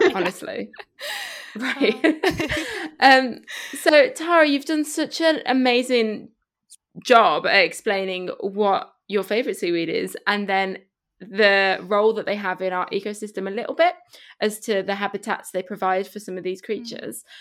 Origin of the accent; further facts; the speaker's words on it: Spain; now in United Kingdom; I grew up in Spain